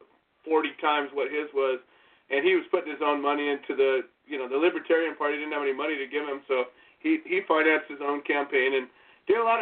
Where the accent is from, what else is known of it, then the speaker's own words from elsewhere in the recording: California, United States; I am from California.